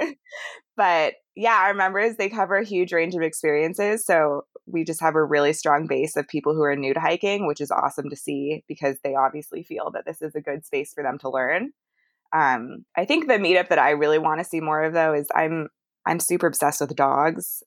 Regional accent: Canada; now in United States; I grew up in Canada, hiking and backpacking and camping and all that stuff with my dad.

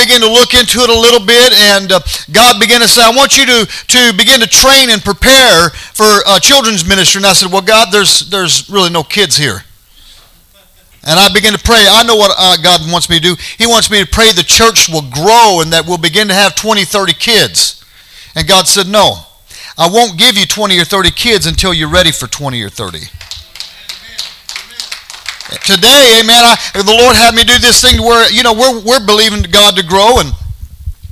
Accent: United States; as an American

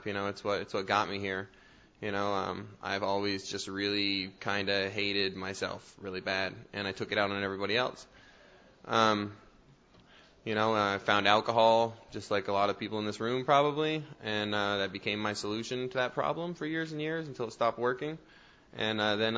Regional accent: Burlington, Vermont, United States; I am also from Burlington, Vermont.

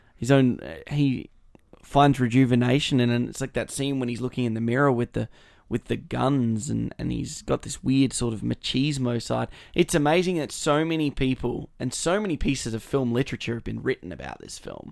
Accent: Australia

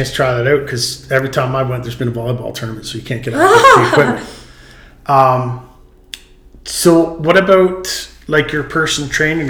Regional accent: Ontario, Canada; And when I came out here from Ontario is a complete different breed.

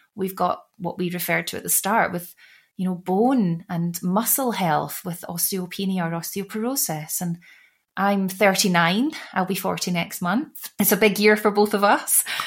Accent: United Kingdom; as a white woman growing up in the UK from birth

